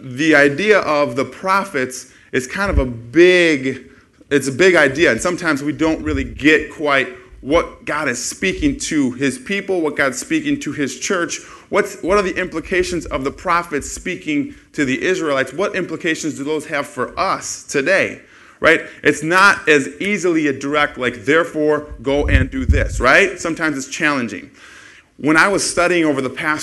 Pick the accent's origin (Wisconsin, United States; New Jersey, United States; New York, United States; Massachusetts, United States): Wisconsin, United States; West Bend; moved away as an adult; also born or lived in Milwaukee area; now in Madison, United States; I'm from West Bend, which is where we're from